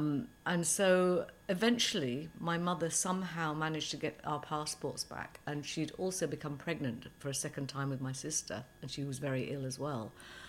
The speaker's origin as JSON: {"language": "English", "region": "England", "country": "United Kingdom", "tie": "born or raised there", "also_born_or_lived": "Iran", "first_language": "Persian", "second_language": "English", "said": "When I arrived in England, when I was about three, I didn't speak a word of English."}